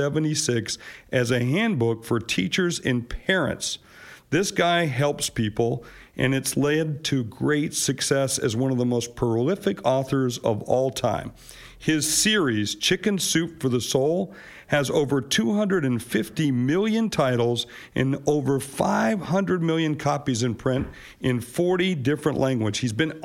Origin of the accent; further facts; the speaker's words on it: West Virginia, United States; born there; went to school in my home state, or my birth state, I should say, West Virginia